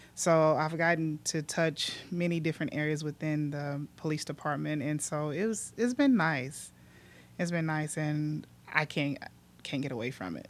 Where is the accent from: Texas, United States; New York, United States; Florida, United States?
Texas, United States; Mexia; I grew up, um, born and raised in Mejia